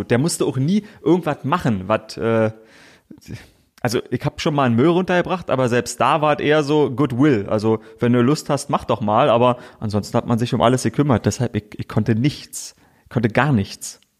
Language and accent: German; Königs Wusterhausen, Brandenburg, Germany; also born or lived in Frankfurt (Oder) / Seelow; Ähm, ich bin zwar in Frankfurt oder geboren, wie du gesagt hast, aber ähm, also ich kann mich nicht wirklich an Frankfurt oder erinnern. Meine Mutter hat in Seelow gelebt, aber ich war ganz viel bei meinen Großeltern. Die äh, waren schon in Königs Wusterhausen.